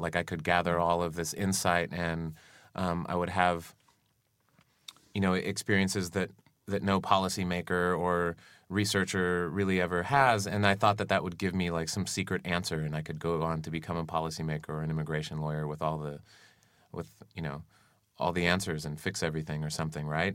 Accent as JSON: {"language": "English", "region": "Arizona", "country": "United States", "tie": "born or raised there", "said": "I grew up in Arizona"}